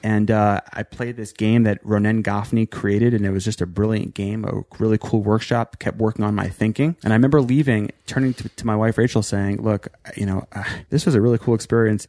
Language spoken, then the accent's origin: English; New York, United States; also born or lived in Virginia / Maryland; I was born in Virginia, moved to Maryland, but really spent most of my life growing up in New York